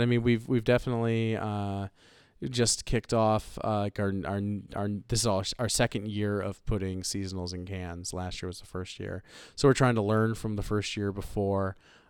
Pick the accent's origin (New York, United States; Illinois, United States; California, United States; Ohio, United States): Ohio, United States; I'm from Ohio.